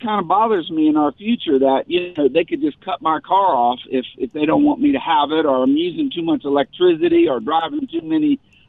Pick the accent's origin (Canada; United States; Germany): United States; the South; I grew up in the South